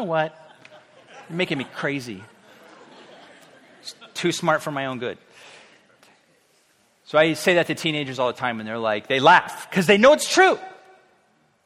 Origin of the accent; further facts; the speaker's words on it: Orange County, California, United States; also born or lived in Riverside; I grew up in South Orange County. Actually, Orange County, but we moved to South Orange County.